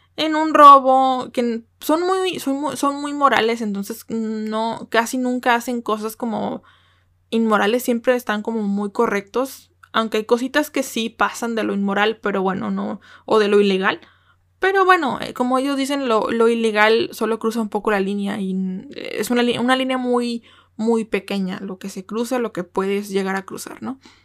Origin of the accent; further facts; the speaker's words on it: Mexico; como buena mexicana